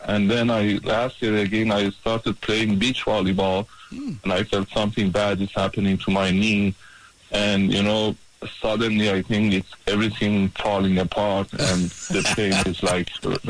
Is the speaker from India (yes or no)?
no; Iran; also born or lived in Boston, United States; now in Los Angeles, United States; I'm originally Iranian